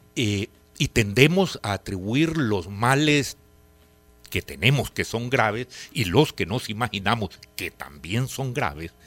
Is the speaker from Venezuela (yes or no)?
no; El Salvador